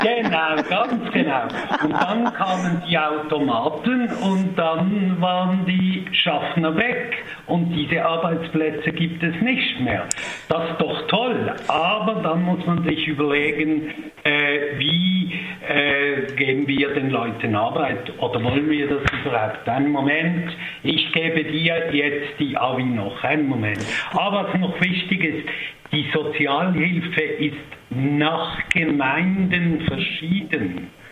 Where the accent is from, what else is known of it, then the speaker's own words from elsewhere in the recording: Basel, Basel-Stadt, Switzerland; in Basel kennen wir das, wir haben immer ganz viele Grenzgänger gehabt